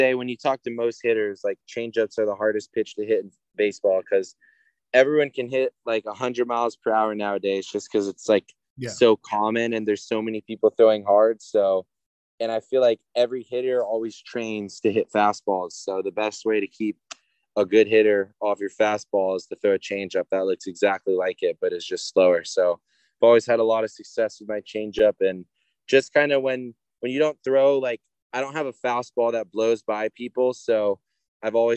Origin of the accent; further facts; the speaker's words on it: Oceanside, California, United States; I grew up in Oceanside, hour and a half away